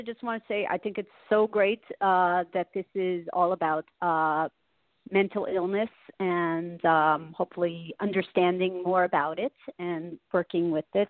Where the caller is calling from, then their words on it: Long Island, New York, United States; I'm calling from Long Island.